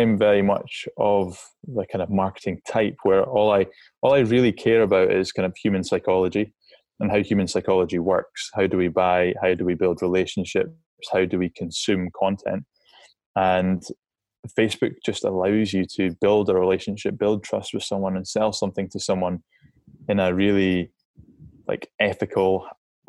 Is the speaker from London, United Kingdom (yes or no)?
no; Scotland, United Kingdom; I'm a Scottish outdoors guy